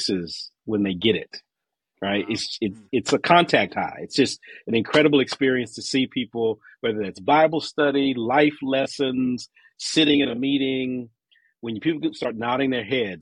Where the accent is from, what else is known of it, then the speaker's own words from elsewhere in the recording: Washington, District of Columbia, United States; moved away as an adult; now in Pittsburgh, United States; I am originally from the Washington, D.C. area